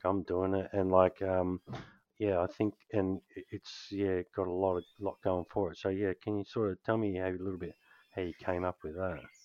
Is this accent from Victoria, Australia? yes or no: no; Canberra, Australian Capital Territory, Australia; now in Western Australia, Australia; I grew up in Canberra